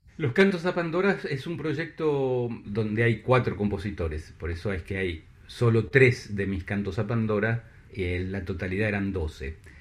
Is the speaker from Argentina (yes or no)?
yes; La Plata, Buenos Aires Province, Argentina; moved away as an adult; now in Paris, France; en, La Plata, en mi ciudad natal